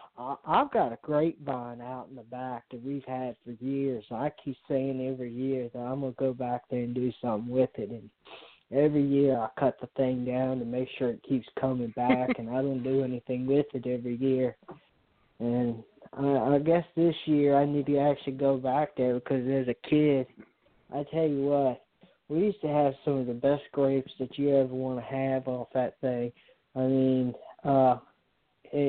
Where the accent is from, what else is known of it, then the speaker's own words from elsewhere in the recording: Richmond, Virginia, United States; I'm from the South like you are. I'm from here right around Richmond, so I'm from the country